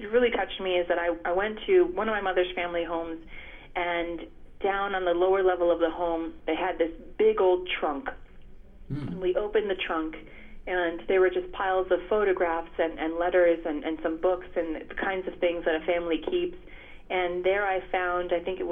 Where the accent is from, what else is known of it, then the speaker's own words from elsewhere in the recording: United States; I was born and raised in the States here